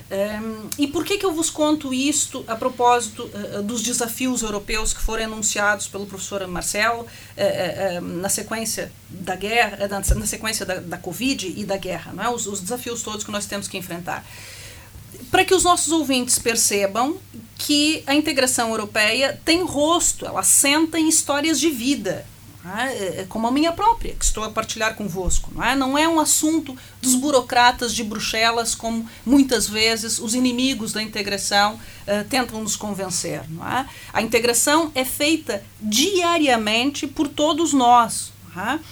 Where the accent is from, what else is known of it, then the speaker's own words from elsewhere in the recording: Brazil; accent: Brazilian; now in Portugal; Eu nasci no Brasil, o sotaque eu denuncia, não é? Porque os meus avós italianos tiveram de fugir da guerra